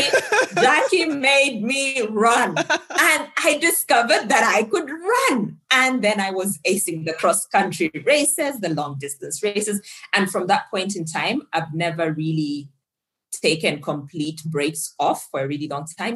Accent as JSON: {"language": "English", "country": "Zambia", "moved": "yes", "lives_now": "Nairobi, Kenya", "said": "I'm from Zambia originally"}